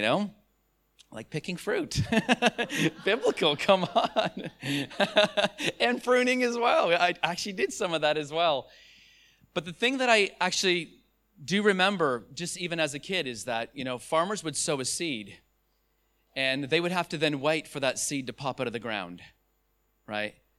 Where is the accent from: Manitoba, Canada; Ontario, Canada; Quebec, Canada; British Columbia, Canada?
Ontario, Canada; I am from Ontario, Canada. That's where I was born